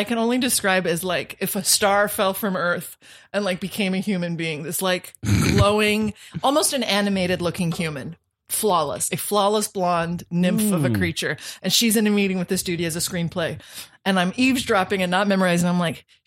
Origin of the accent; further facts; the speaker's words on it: Western Colorado, United States; Western Colorado.